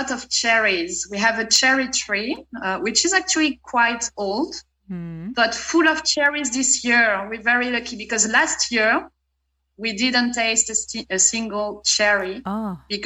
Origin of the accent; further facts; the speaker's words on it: France; moved away as an adult; also born or lived in Australia; my town's festivities, donc les fêtes de mon village